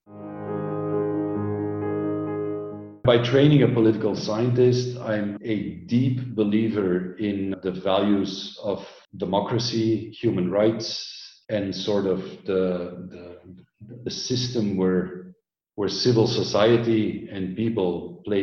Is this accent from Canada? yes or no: no; Belgium; moved away as an adult; also born or lived in Orange County, United States; I grew up in Belgium, densely populated.